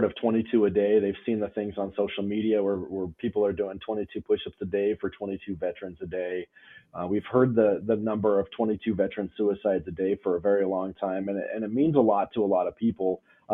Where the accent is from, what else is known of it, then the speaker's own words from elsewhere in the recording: Rosebud, Montana, United States; I grew up here in Montana over in a small town of Rosebud over by Miles City.